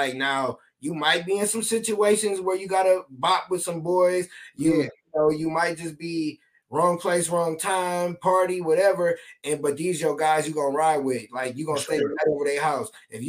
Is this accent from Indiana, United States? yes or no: yes; Michigan City, Indiana, United States; I'm from Michigan City, so I'm from up north.